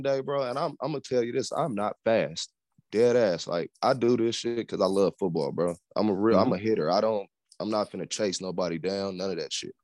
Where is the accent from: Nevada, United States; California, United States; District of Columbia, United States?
Nevada, United States; Las Vegas; I'm from Vegas, born and raised.